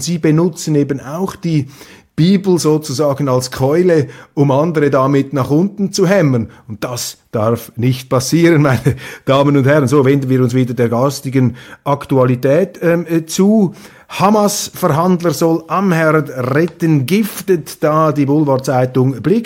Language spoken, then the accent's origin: German; Switzerland; als Schweizer